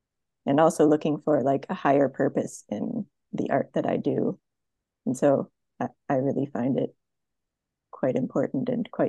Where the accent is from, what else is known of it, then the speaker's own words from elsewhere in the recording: Ottawa, Ontario, Canada; I'm from Ottawa, Canada.